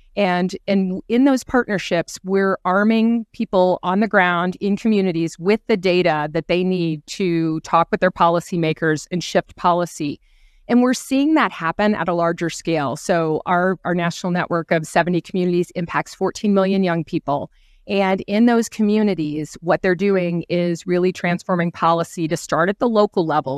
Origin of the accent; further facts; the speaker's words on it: the Midwest, Ohio, United States; I come from the Midwest in Ohio